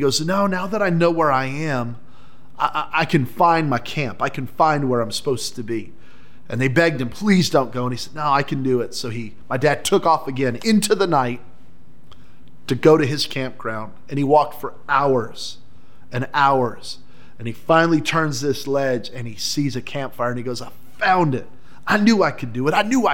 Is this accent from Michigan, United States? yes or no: no; New Mexico, United States; I grew up in New Mexico